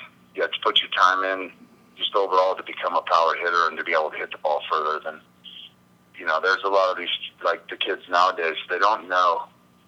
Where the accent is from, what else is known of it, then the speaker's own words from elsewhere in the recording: Nebraska, United States; now in Colorado, United States; we're both from Nebraska, I honestly have more friends in Nebraska still than I do out here in Colorado